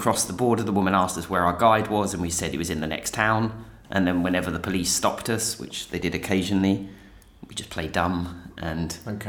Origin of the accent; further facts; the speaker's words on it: England, United Kingdom; I'm English